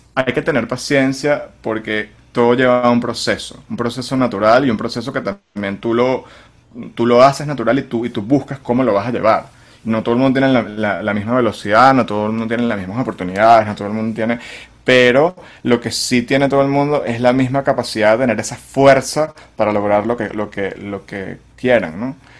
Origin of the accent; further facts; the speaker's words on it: Venezuela; moved away; poder estar en mi país eh, haciendo lo que yo quisiera hacer, más allá de, o sea, o, tener a Venezuela como el país base